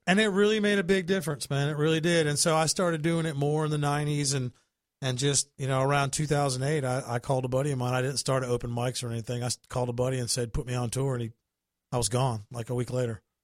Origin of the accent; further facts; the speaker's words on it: New Bern, North Carolina, United States; moved away as an adult; also born or lived in Tennessee; now in Florida, United States; I was born in Tennessee, but raised in North Carolina